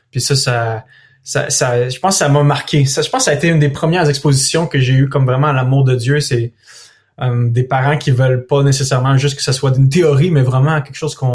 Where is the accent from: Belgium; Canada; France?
Canada; Thetford Mines, Quebec; born there; je suis né à Thetford Mines, dans une auto qui roulait à 80 km à l'heure sur un boulevard